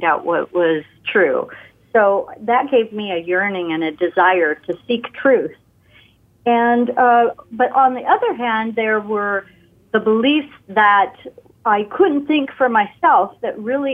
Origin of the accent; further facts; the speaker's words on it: West Covina, California, United States; I was raised in L.A., in West Covina area